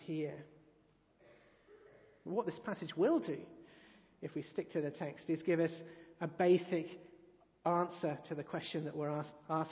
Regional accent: England, United Kingdom; I've always thought that one of the better things about being English is that many of us are somewhat embarrassed about being English

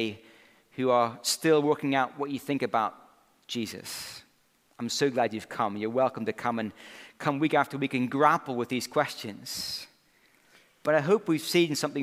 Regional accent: Scotland, United Kingdom; Growing up in Scotland, when I played a bit of rugby at school

